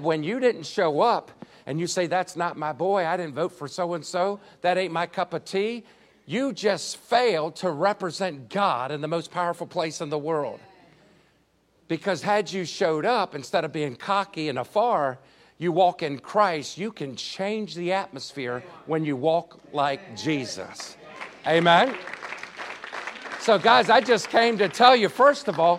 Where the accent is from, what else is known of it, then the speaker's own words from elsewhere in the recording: Washington, District of Columbia, United States; also born or lived in Maryland; I was born on Capitol Hill